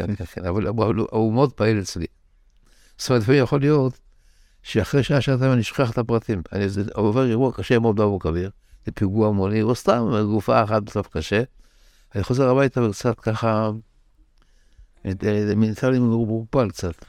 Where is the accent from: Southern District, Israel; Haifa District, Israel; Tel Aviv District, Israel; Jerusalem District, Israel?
Tel Aviv District, Israel; Tel Aviv; also born or lived in Bnei Brak; ברחוב טרומבלדור, שמה שקרה בחלונות, בית הקברות של טרומבלדור. כך גדלתי בילדות שלי